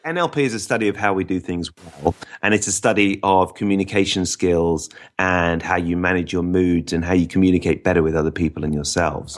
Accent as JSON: {"language": "English", "region": "England", "country": "United Kingdom", "said": "we might think of ourselves as English rather than British"}